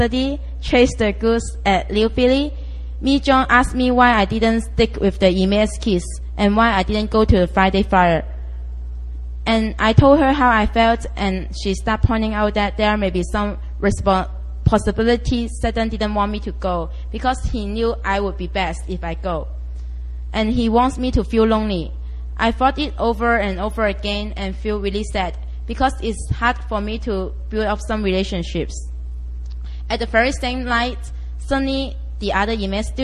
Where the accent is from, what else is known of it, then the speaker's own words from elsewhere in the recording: Hong Kong; I'm from Hong Kong